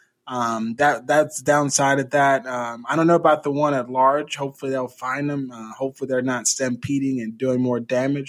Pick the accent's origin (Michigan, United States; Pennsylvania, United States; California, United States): California, United States; my home state, California